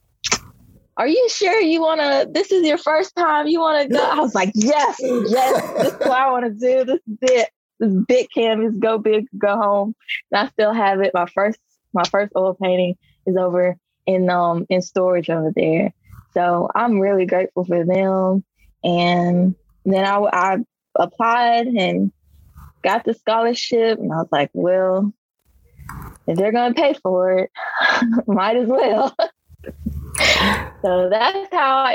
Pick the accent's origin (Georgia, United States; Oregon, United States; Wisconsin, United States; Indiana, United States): Indiana, United States; Gary; also born or lived in Chicago; now in Meridian, United States; I'm from Gary, Indiana, which is like 20 minutes from Chicago